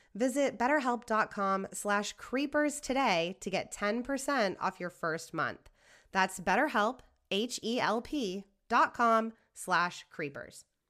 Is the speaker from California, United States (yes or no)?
yes; Northern California, United States; I grew up in Northern California